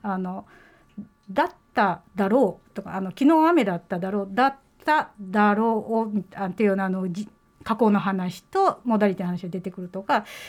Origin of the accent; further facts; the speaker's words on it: Osaka, Japan; accent: Osaka-ben; first language Japanese; 私の母語は日本語なんで日本語の大阪弁ですよね